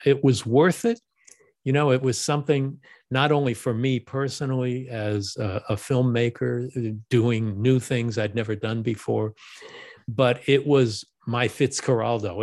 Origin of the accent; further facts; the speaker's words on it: Los Angeles, California, United States; I live in Los Angeles, I was born in Los Angeles